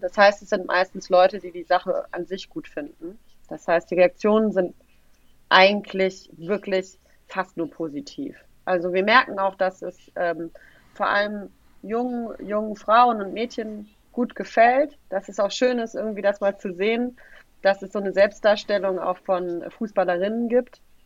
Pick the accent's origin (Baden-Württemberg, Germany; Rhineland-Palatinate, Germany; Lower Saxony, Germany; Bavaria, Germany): Baden-Württemberg, Germany; Tübingen; now in Frankfurt, Germany; ich bin in Tübingen geboren und groß geworden.